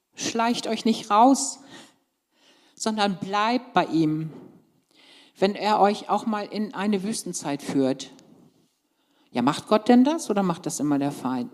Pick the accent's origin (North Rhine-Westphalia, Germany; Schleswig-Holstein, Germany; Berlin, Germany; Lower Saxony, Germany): Lower Saxony, Germany; moved away; ich komme ja ursprünglich aus Niedersachsen